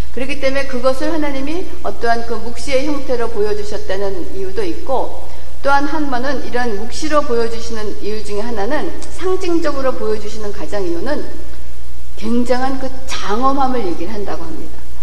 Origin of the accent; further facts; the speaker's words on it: Seoul, South Korea; moved away; 저는 사실 강남 출신이 아니고 강북 출신이거든요